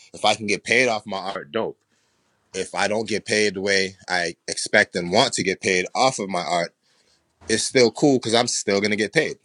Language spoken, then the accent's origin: English; Boston, Massachusetts, United States; also born or lived in New York / Jamaica; I grew up in Boston, but I've traveled a lot of places